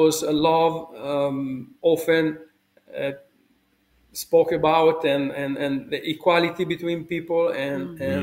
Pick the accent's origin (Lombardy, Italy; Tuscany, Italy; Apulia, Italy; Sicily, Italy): Tuscany, Italy; Pontedera; moved away; I was born in Italy, in a village called Pontedera